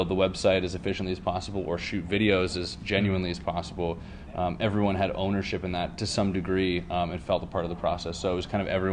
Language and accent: English; Toronto, Ontario, Canada; moved away as an adult; now in California, United States; I moved to California. I'm from Toronto originally